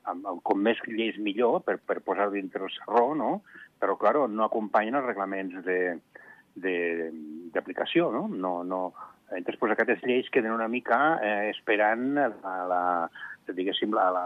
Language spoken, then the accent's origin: Catalan; Andorra; Home, Andorra té els votants que té les, la idiosincràsia que té el, el país. Som èquics andorrans i són els únics que tenen dret